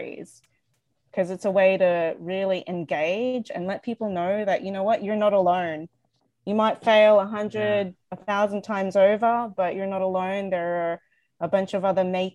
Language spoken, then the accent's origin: English; Australia; moved away as an adult; now in Canada; I moved to Canada in 2014 from Australia. So I grew up in Australia